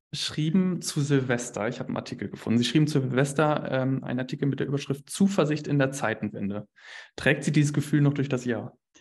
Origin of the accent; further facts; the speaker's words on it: near Bielefeld, North Rhine-Westphalia, Germany; Ich bin in der Nähe aufgewachsen, Nähe Bielefeld